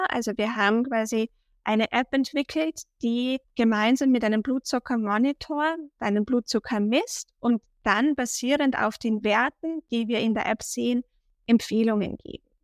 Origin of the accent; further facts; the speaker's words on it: Austria; accent: Austrian; ich glaube auch unschwer meinem Dialekt zu erkennen, komme ich aus Österreich.